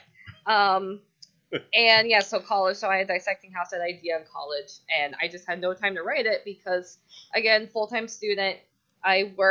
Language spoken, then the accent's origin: English; Seminole, Florida, United States; I'm born and raised here. I naturally have dark hair. And that's dark-haired Floridian